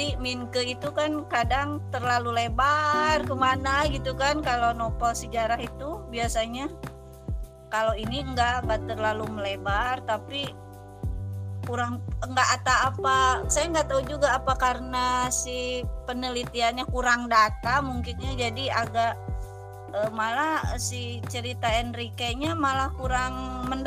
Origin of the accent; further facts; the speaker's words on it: Sukabumi, West Java, Indonesia; gini loh kalau misalnya mochi itu asli dari Sukabumi gitu saya kan orang Sukabumi ya